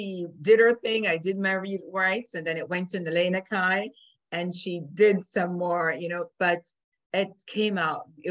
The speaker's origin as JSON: {"language": "English", "country": "Jamaica", "said": "I'm from Jamaica"}